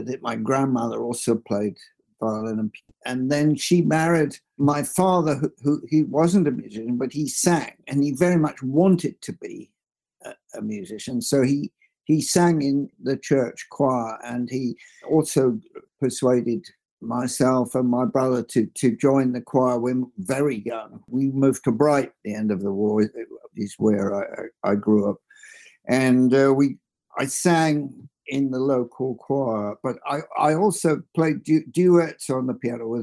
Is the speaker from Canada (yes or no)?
no; London, United Kingdom; also born or lived in Cuffley, Hertfordshire; I was born in London, in North London, place called Enfield, North London